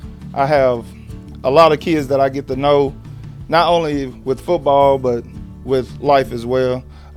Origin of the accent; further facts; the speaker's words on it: Leighton, Alabama, United States; I graduated in 2007. I'm born and raised Leeton.